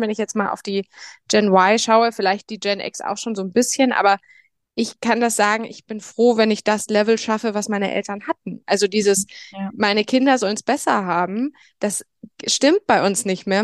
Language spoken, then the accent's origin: German; Bamberg, Bavaria, Germany; geboren und aufgewachsen in Bamberg in, in Oberfranken